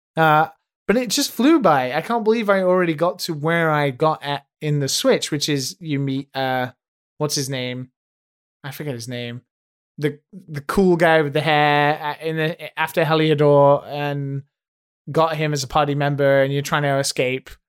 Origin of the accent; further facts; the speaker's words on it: United Kingdom; me as a Brit